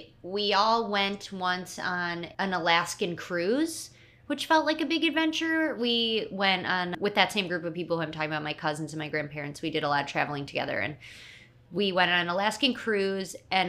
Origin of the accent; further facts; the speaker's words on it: Huntington Woods, Michigan, United States; also born or lived in Paris; I am from the suburbs of Detroit, Michigan. It's a little suburb called Huntington Woods.